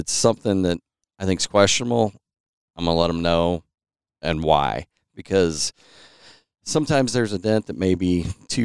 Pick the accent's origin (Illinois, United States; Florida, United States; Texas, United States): Illinois, United States; Marine; also born or lived in Highland, Illinois; Originally from Marine, grew up there, lived here ever since.